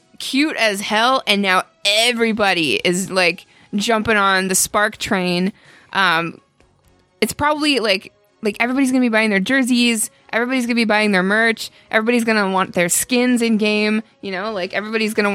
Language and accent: English; Ottawa, Ontario, Canada; now in New York, United States; where I grew up in Canada